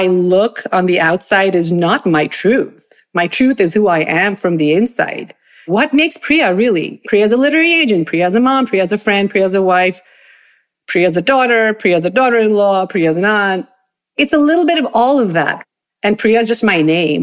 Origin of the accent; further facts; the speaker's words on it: Bangalore, Karnataka, India; moved away as an adult; now in New Jersey, United States; Growing up in Bangalore was really fabulous